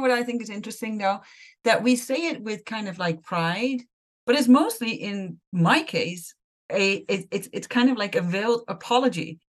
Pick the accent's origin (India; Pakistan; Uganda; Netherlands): Netherlands; moved away as an adult; now in United States; I'm Dutch.